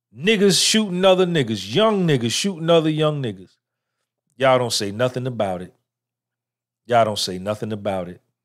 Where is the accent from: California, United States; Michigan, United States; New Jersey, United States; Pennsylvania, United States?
New Jersey, United States; Clifton; born or raised there